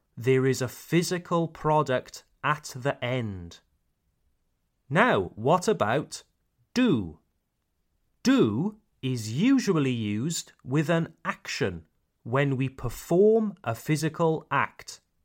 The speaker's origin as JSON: {"language": "English", "region": "Wales", "country": "United Kingdom", "said": "I come from Wales, Le Pays de Galles, Wales."}